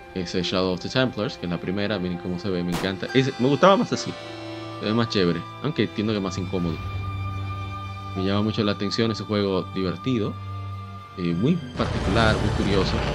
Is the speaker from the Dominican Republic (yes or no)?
yes; Dominican Republic; como decimos aquí en mi país